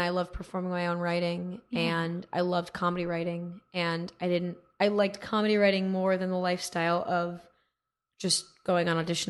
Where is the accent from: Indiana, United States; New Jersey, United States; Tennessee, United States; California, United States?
California, United States; Manhattan Beach; also born or lived in New York; I'm from Manhattan Beach.